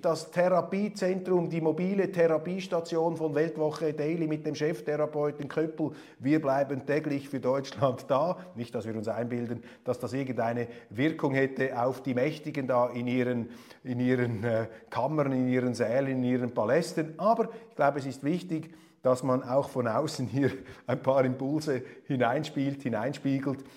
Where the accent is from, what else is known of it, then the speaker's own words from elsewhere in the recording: Switzerland; Als Schweizer